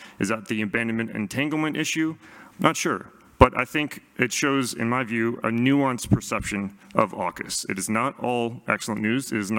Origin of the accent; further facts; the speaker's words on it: United States; now in Australia; especially coming from America as an American.